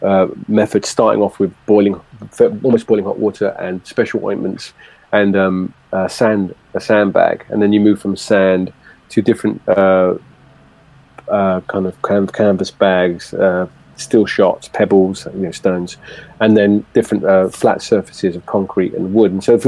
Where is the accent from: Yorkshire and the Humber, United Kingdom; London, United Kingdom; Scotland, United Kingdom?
London, United Kingdom; born there; Hammersmith Hospital, yeah.